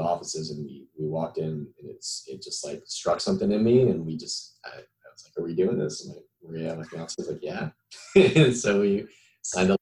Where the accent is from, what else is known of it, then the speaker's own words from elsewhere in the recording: South Florida, United States; moved away as an adult; also born or lived in Melbourne, Florida; I'm originally from South Florida, so I wanted to be closer to home